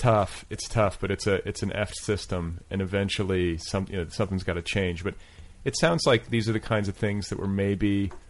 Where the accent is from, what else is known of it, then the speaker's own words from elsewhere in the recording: Indiana, United States; now in Los Angeles, United States; cause I'm from Indiana.